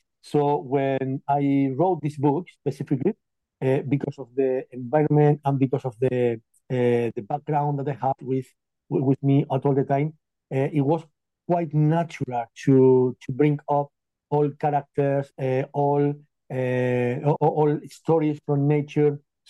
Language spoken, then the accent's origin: English; Castilla-La Mancha, Spain; moved away as an adult; now in United Kingdom; I am originally from Spain, but about 15 years ago or so, I just left the country